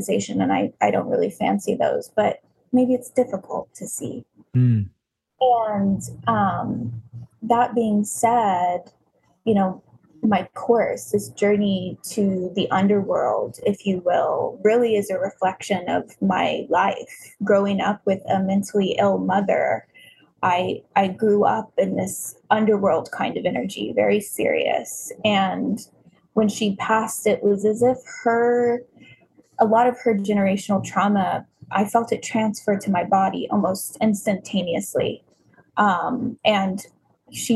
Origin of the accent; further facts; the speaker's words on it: Tulsa, Oklahoma, United States; I grew up in Tulsa, Oklahoma, where the 1921 race massacres happened